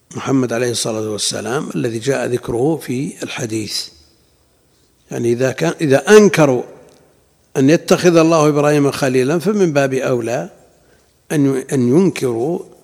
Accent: Najd, Saudi Arabia; عندنا في نجد

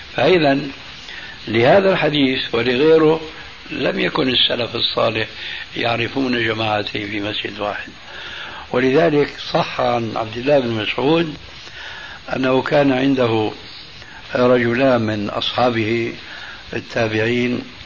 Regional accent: Damascus, Damascus Governorate, Syria; أنا ربيت في دمشق

